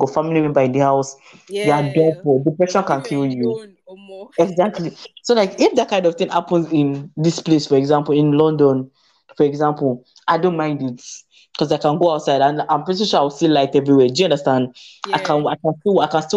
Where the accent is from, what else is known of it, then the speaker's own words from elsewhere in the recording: Nigeria; moved away as an adult; now in United Kingdom; I was born in Nigeria